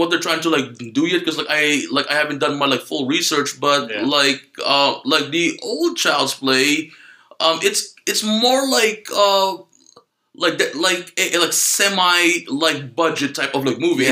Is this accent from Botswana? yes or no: no; Philippines; English is a second language; moved away; I'm Filipino. I was born and raised in the Philippines. So I came here like 2000. What was that? 2009